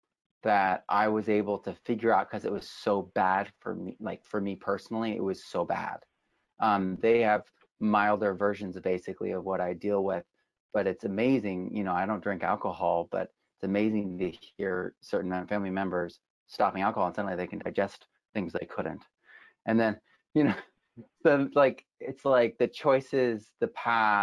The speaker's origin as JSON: {"language": "English", "region": "New England", "country": "United States", "tie": "born or raised there", "also_born_or_lived": "New York City", "moved": "yes", "said": "I grew up in New England, kind of like the Horn of America."}